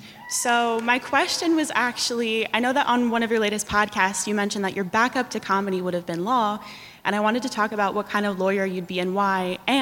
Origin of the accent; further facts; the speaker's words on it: Central New Jersey, United States; I'm from Central New Jersey.